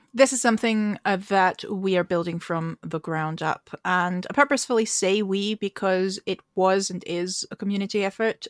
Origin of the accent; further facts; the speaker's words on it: Austria; now in Edinburgh, United Kingdom; I live in Edinburgh and in Scotland, uh, although I'm originally from Austria